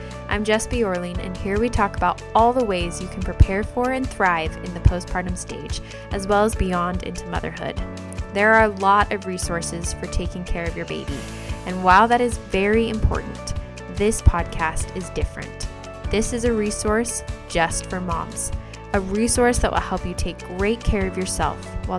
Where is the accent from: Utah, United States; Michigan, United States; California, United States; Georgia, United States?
Utah, United States; now in Iowa, United States; We're currently living in Iowa. We have been for the last several years. We're going from Iowa to Utah, that's where I grew up, and that's where a lot of family members are and friends, and it feels like home.